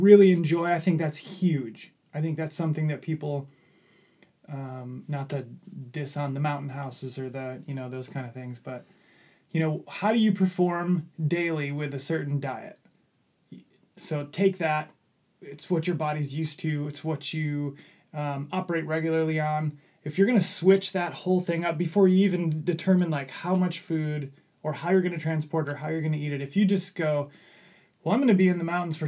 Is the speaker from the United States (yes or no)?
yes; Midwest, United States; I grew up in the Midwest